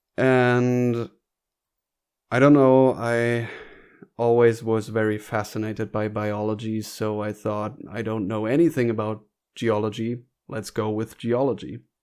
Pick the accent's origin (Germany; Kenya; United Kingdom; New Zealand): Germany; North Rhine-Westphalia; I was born in Germany as well, but in northern Germany, in North Rhine-Westphalia.